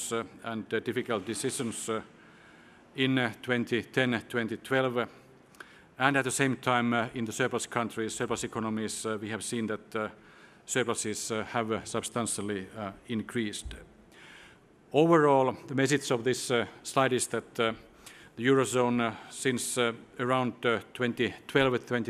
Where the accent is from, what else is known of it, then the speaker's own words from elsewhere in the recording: Finland; my home country, Finland